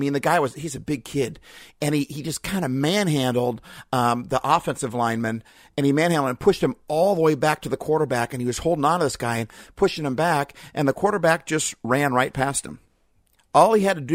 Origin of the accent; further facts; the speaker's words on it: Seattle, Washington, United States; I'm from Seattle